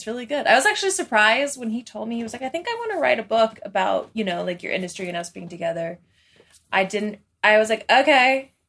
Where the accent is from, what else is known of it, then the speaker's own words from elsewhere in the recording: West Coast, United States; I grew up on the West Coast. But my family has roots in Arkansas